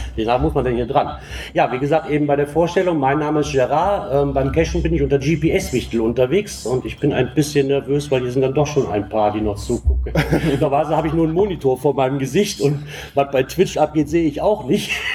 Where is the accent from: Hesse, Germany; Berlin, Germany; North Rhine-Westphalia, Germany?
North Rhine-Westphalia, Germany; Aachen area; ich komme aus dem Aachener Raum